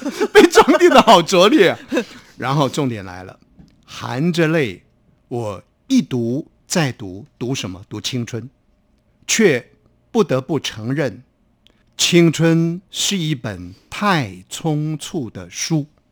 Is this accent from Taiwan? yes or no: yes; Taiwan